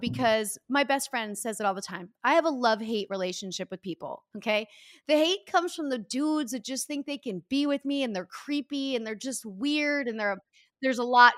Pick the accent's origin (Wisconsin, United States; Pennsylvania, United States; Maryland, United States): Pennsylvania, United States; my slogan from my state when I grew up